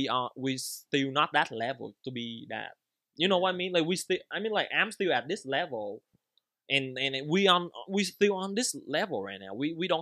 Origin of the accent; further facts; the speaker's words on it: Anaheim, California, United States; Bro, you're saying I'm from LA, but like, bro, I'm from Anaheim, bro.